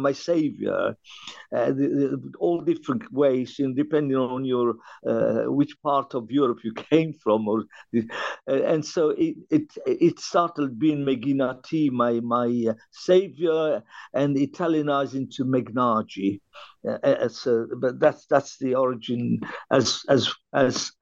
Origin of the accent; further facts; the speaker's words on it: Benghazi, Cyrenaica, Libya; also born or lived in Tripoli; now in London, United Kingdom; I was born in Libya, and the town was Benghazi